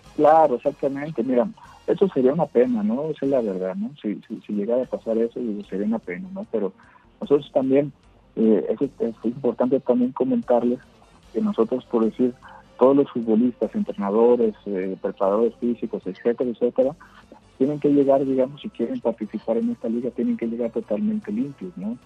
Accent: Mexico; nuestro país es muy grande y somos muchísimos mexicanos

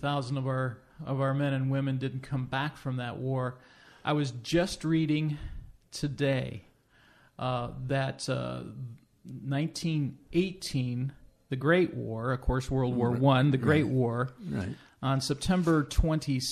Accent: Midwest, United States; growing up in the Midwest

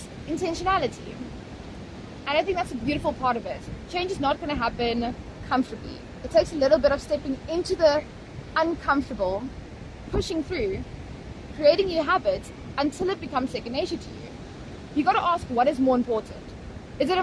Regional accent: Potchefstroom, North West, South Africa; moved away as an adult; now in Cape Town, South Africa; I grew up in town in Potch.

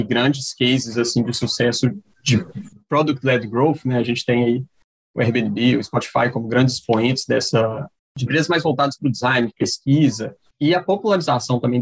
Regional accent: Timóteo, Minas Gerais, Brazil; now in Ceará, Brazil; Sou natural do leste de Minas, de Timóteo, mas atualmente falo aqui do, do Ceará, onde eu moro

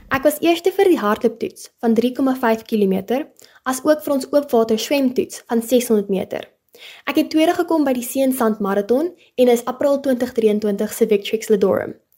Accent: Paarl, Western Cape, South Africa; Ek bly nog my hele lewe lank in die Parel

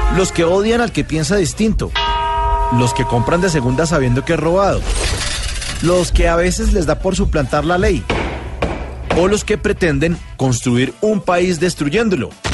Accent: Colombia; como colombiano

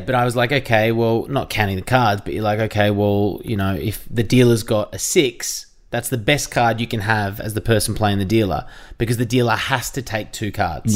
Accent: Jan Juc, Victoria, Australia; I grew up in Jeanjak, which is near Torquay, near Geelong in Victoria

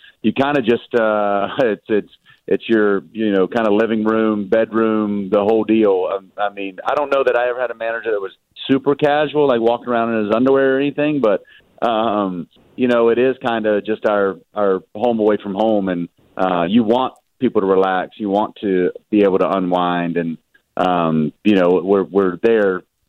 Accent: the South, United States

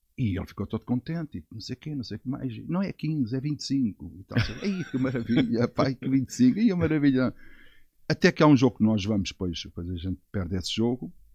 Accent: Portugal; Sou português

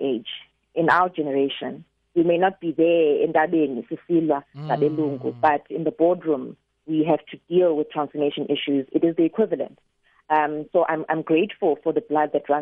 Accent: Fort Beaufort, Eastern Cape, South Africa; also born or lived in Queenstown, South Africa / Johannesburg, South Africa; born and raised in Fort Beaufort.

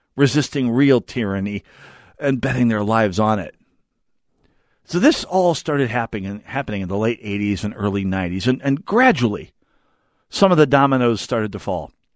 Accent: North Dakota, United States; moved away; growing up in North Dakota

